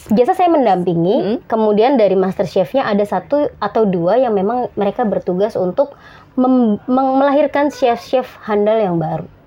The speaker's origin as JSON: {"language": "Indonesian", "town": "Surakarta", "region": "Central Java", "country": "Indonesia", "tie": "born or raised there", "moved": "as an adult", "said": "saya SD, SMP, SMA sampai kuliah saya di Solo juga."}